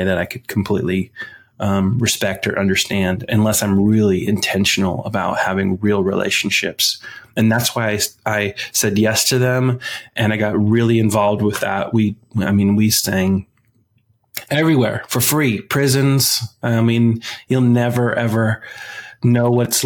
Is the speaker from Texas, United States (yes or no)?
no; Washington, United States; moved away as an adult; also born or lived in Southern California; I grew up in Washington State.